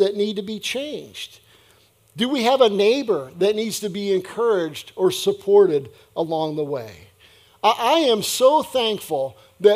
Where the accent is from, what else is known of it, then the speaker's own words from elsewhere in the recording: United States; my citizenship as an American